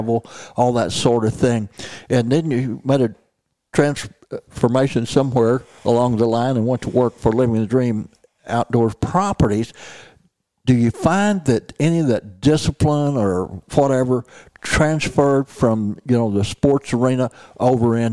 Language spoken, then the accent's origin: English; southeast Missouri, United States; I was reared in southeast Missouri